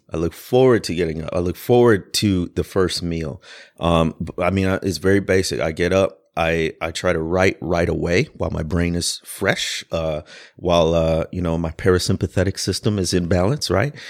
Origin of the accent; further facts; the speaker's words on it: Midwest, United States; also born or lived in Deep South; now in Louisville, United States; I grew up in the Midwest, but spent a ton of time in the Deep South